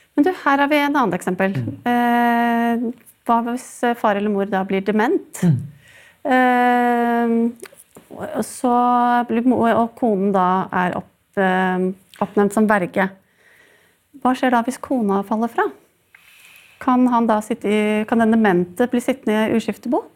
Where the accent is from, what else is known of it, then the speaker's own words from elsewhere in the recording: Sandefjord, Vestfold, Norway; jeg faktisk er fra min hjemby Sandefjord